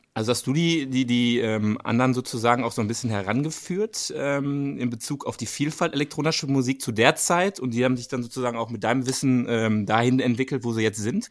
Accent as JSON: {"language": "German", "town": "Dortmund", "region": "North Rhine-Westphalia", "country": "Germany", "said": "für meine Region hier, wir kommen ja selber aus Dortmund"}